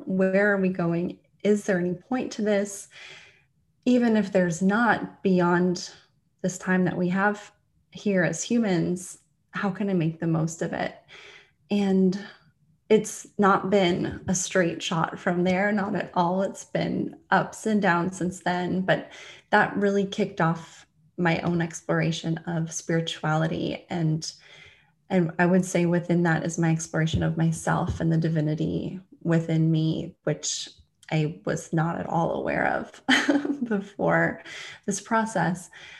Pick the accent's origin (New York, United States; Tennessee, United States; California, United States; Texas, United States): California, United States; also born or lived in London; now in Florida, United States; Currently I'm in Florida. Originally, I'm from California. I've lived all over the US and I've lived in Asia. I was living in London.